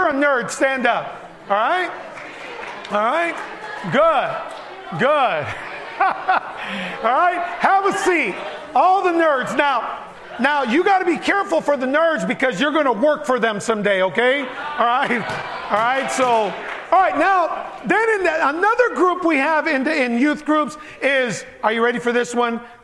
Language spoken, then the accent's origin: English; Chicago, Illinois, United States; born or raised there; first language Spanish; English is a second language; also born or lived in Puerto Rico / Barranquitas, Puerto Rico